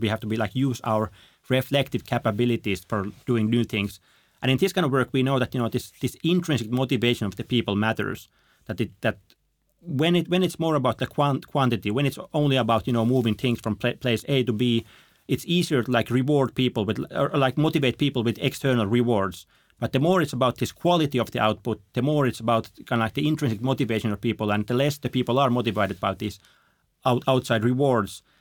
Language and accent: English; Finland; I'm from Finland